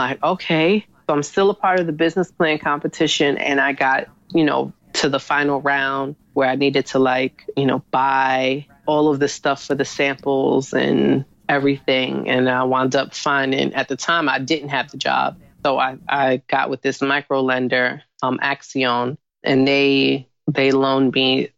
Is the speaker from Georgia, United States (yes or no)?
no; New York City, New York, United States; being in Harlem, growing up in Harlem